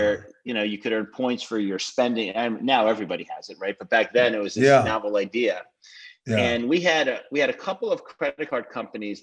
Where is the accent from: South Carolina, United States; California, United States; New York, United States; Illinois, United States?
New York, United States; Rockland County; I'm originally from Rockland County, so a little bit outside New York, and lived there through college